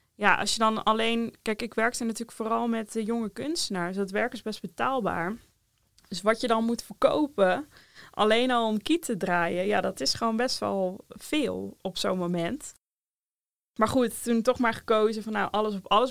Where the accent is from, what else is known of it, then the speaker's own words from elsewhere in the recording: Rotterdam, South Holland, Netherlands; Ik kom uit Rotterdam.